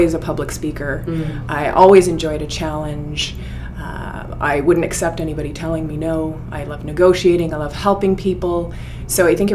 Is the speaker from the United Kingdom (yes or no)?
no; Ottawa, Ontario, Canada; also born or lived in Newfoundland; now in Toronto, Canada; We moved to Ottawa, and I lived a pretty good childhood